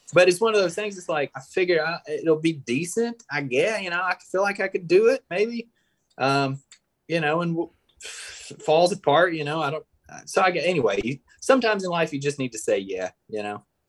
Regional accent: Tupelo, Mississippi, United States; moved away as an adult; also born or lived in Oxford, Mississippi / Water Valley, Mississippi; now in Northwest Arkansas, United States; I'm from Tupelo, Mississippi, and I spent about a decade in uh, Oxford, Mississippi

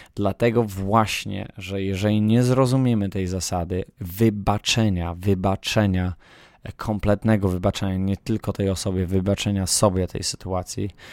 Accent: Poland; na której się wychowałem w, w Polsce

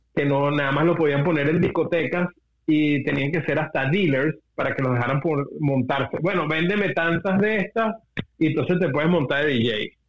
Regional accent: Venezuela; nosotros como venezolanos

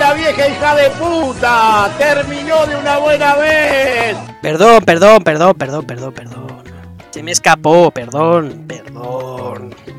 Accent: Spain; como españoles

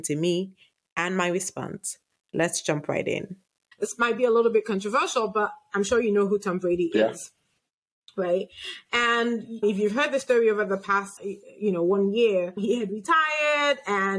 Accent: Nigeria; I'm a Nigerian

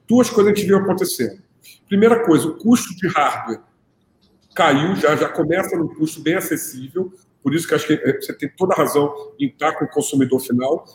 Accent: Rio de Janeiro, Brazil; como eu sou do Rio, eu estou na minha casa

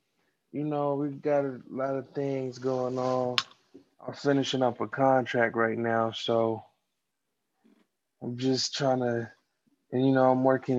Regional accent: Fayetteville, North Carolina, United States; I'm from Fayetteville, the 2-6, you know, Southeast.

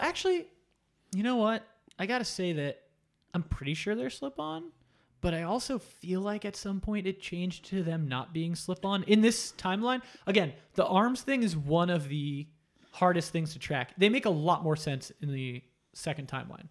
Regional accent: Florida, United States; I grew up in Florida

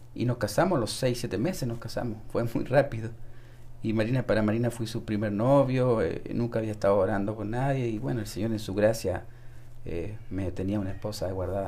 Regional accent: Santiago, Santiago Metropolitan Region, Chile; Desde Chile nací en Santiago de Chile

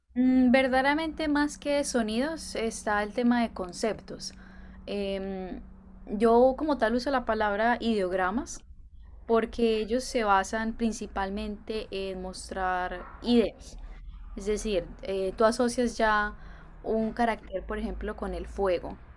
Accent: Cúcuta, Norte de Santander, Colombia; first language Spanish; moved away as an adult; also born or lived in Medellín; now in Japan; Sí, soy colombiana, soy originaria de la ciudad de Cúcuta, pero he vivido los últimos años eh, en Medellín

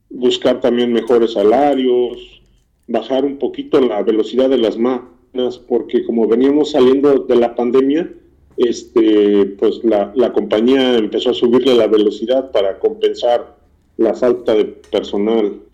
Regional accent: Morelos, Mexico; moved away as an adult; also born or lived in Mexico City; now in United States; Yo nací en el Distrito Federal, pero este, me crié en el estado de Morelos.

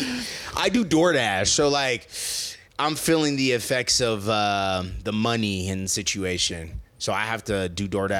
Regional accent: Omaha, Nebraska, United States; now in Los Angeles, United States; Joe and I were from Nebraska

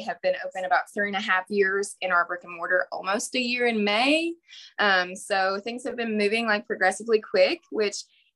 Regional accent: Owensboro, Kentucky, United States; I'm from Owensboro, Kentucky, which is kind of a small town.

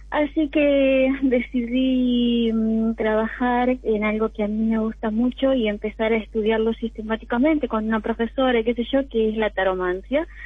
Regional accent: General Alvear, Buenos Aires Province, Argentina; De General Alvear, provincia de Buenos Aires.

